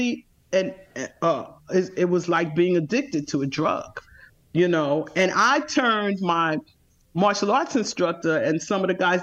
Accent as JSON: {"language": "English", "town": "New York City", "region": "New York", "country": "United States", "tie": "born or raised there", "said": "I grew up in Bed-Stuy"}